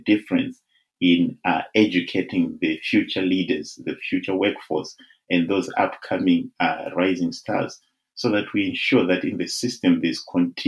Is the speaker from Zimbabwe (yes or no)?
yes; Zimbabwe; now in United Kingdom; I'm originally from Zimbabwe. I was born in Zim, and that is my country of birth